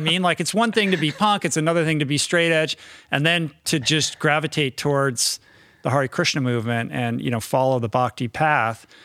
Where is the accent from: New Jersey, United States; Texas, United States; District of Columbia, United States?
District of Columbia, United States; Washington; moved away as an adult; also born or lived in New York; I grew up in Washington, D C, um, but I grew up kind of in an inside the beltway.